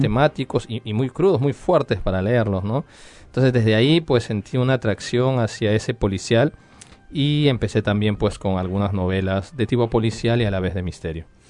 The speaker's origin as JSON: {"language": "Spanish", "country": "Peru", "moved": "as an adult", "lives_now": "France", "said": "Como peruano"}